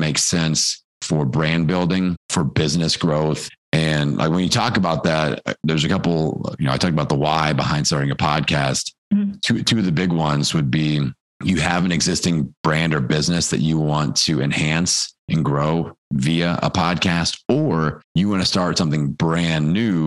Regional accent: Midwest, United States; I'm from the Midwest

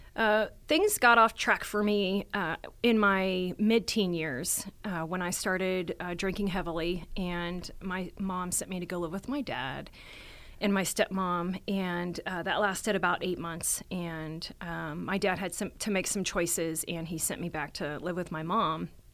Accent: Texas, United States; now in Colorado, United States; I was born here in Colorado, but I was raised in Texas

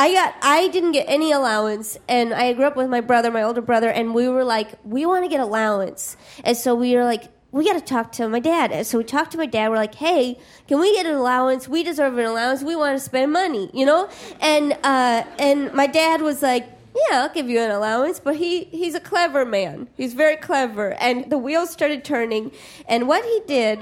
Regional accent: Midwest, United States; I'm from the Midwest

